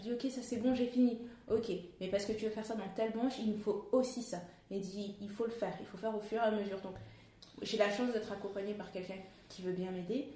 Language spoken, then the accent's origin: French; Paris region, Île-de-France, France; moved away as an adult; also born or lived in Canada; je suis née en région parisienne